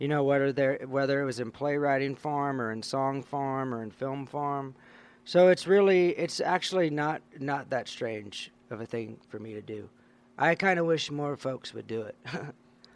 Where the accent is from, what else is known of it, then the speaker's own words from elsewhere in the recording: Louisiana, United States; where I grew up in Louisiana